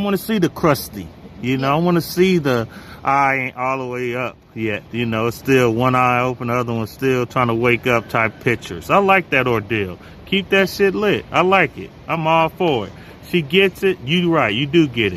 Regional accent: Bay Area, California, United States; I'm from the Bay Area too

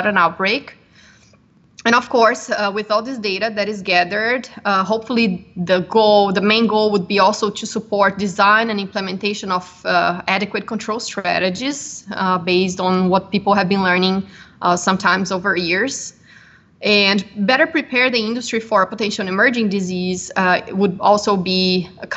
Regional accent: Brazil; moved away as an adult; also born or lived in Minnesota, United States; I'm originally from Brazil

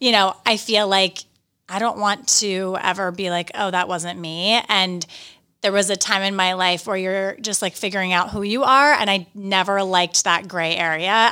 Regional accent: Johnstown, Pennsylvania, United States; also born or lived in New York; now in Westchester, United States; My hometown is Johnstown, Pennsylvania

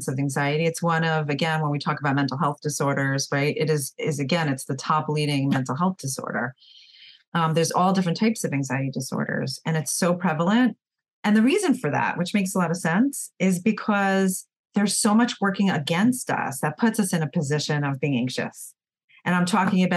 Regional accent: New York, United States; I'm from New York, so we're very fast paced

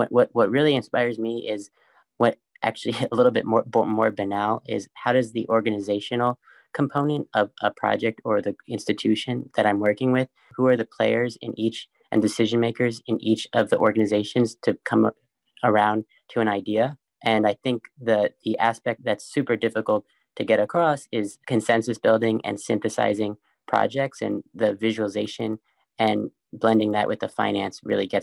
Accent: New York City, New York, United States; I grew up in New York City, really close by to the High Line

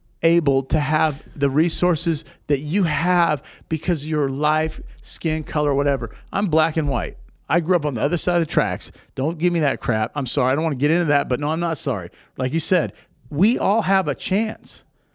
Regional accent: Seattle, Washington, United States; Now, I came from Seattle. I know all about doom and gloom, okay?

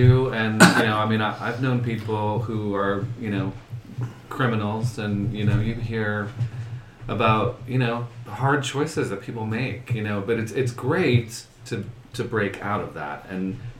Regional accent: United States; also born or lived in Manhattan, New York; now in Los Angeles, United States; And then I grew up mainly in the suburbs. this little town across the river from New York, which is very beautiful and idyllic. I did go to high school in the Bronx, but a private school called Horace Mann.

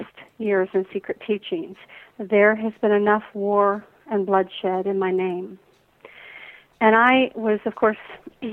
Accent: Atlanta, Georgia, United States; growing up in the Deep South here in Atlanta, right. Georgia

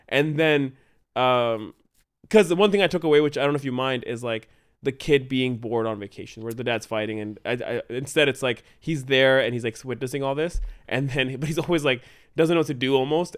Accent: Canada; We are so Canadian

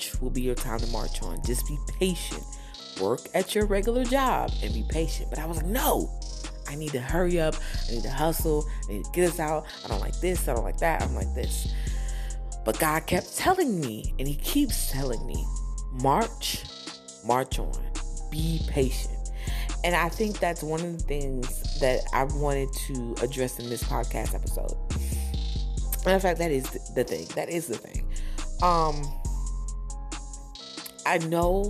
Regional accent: New Jersey, United States; I'm from Jersey

